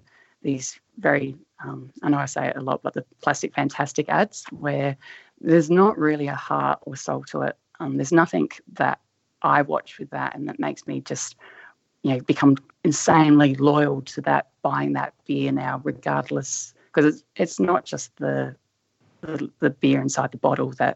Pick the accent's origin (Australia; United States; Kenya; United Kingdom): Australia; Adelaide, South Australia; I vaguely remember growing up in Adelaide